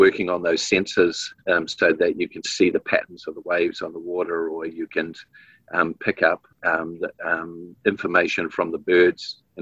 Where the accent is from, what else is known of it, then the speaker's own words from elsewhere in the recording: New Zealand; so, yeah, always proud to be um, from Aotearoa, from New Zealand.